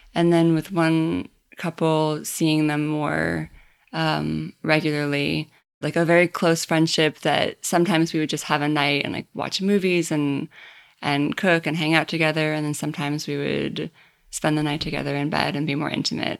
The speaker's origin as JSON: {"language": "English", "region": "Maine", "country": "United States", "moved": "yes", "lives_now": "New York, United States", "said": "I'm from Maine, and I've lived in New York for most of the last ten years"}